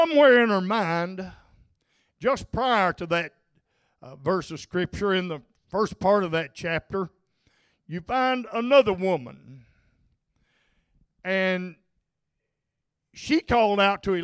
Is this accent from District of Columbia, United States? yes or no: no; North Arkansas, United States; I grew up in North Arkansas in the hills